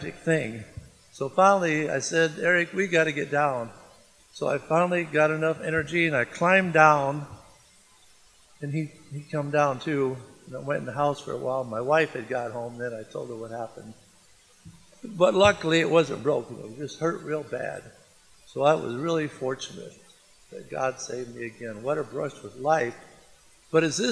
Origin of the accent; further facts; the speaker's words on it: Le Roy, Illinois, United States; I'm from Leroy, Illinois